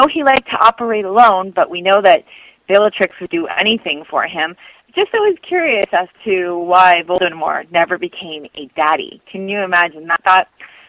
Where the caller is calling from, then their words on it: San Francisco, California, United States; I'm calling from the San Francisco area, and I'm one of your mature listeners.